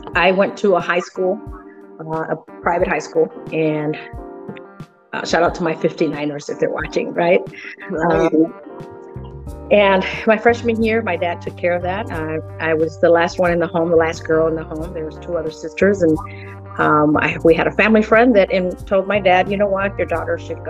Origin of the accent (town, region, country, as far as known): Gary, Indiana, United States; born or raised there; first language Spanish; English is a second language; also born or lived in Mexico